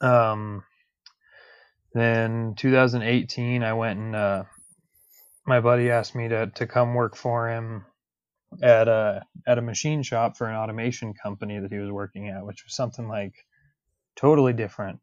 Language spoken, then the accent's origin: English; Denver, Colorado, United States; I'm, I'm a Denver native. I was born and raised in Colorado